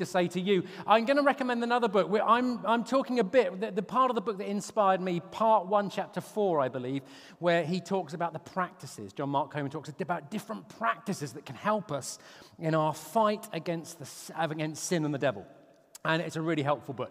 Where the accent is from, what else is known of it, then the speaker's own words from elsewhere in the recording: Portsmouth, South East England, United Kingdom; moved away; I had a school reunion in my hometown of Portsmouth